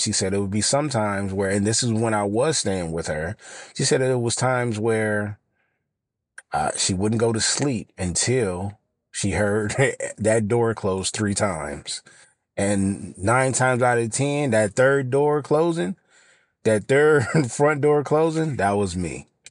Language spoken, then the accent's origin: English; Los Angeles, California, United States; I'm from South L